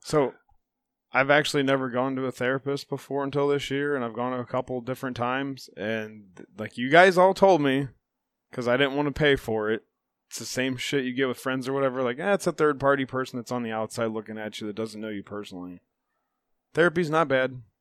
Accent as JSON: {"language": "English", "town": "Chippewa", "country": "United States", "tie": "born or raised there", "said": "We grew up in Chippewa"}